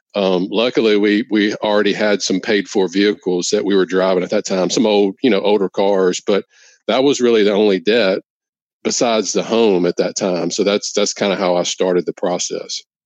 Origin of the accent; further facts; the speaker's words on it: Louisiana, United States; come back to work in my hometown in Louisiana